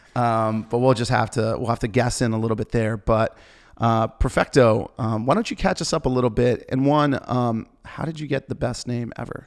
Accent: Maryland, United States; also born or lived in Washington, D.C.; I grew up in Maryland

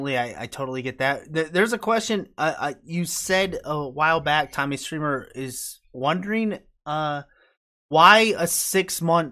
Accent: Albany, New York, United States; upstate New York. I'm capital of New York. I'm Albany.

